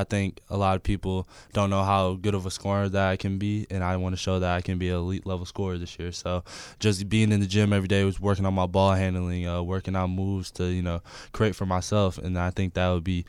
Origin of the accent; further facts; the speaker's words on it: Milwaukee, Wisconsin, United States; moved away as an adult; now in Los Angeles, United States; Growing up in Milwaukee was awesome.